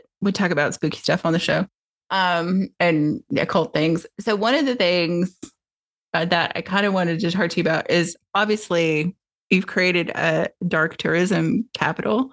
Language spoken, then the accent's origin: English; Tennessee, United States; moved away; I grew up in Tennessee.